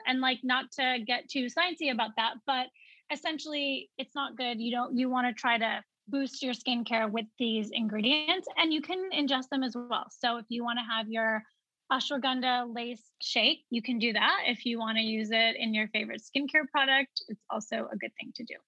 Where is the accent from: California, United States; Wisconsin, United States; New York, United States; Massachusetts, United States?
Wisconsin, United States; growing up in Wisconsin, you know, I was always proud to be South Asian.